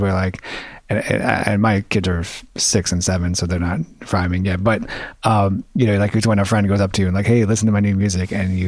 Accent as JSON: {"language": "English", "town": "New York City", "region": "New York", "country": "United States", "tie": "born or raised there", "said": "I grew up in Washington Heights, New York"}